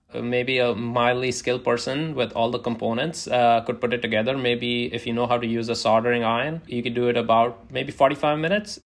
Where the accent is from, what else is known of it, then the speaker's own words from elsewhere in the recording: India; now in United States; where I grew up in India